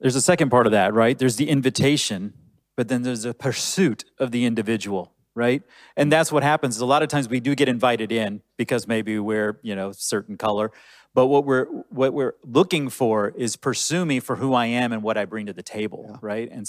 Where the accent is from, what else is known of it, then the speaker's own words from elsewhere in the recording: Southeast Texas, United States; I grew up in Southeast Texas and I originally grew up Muslim.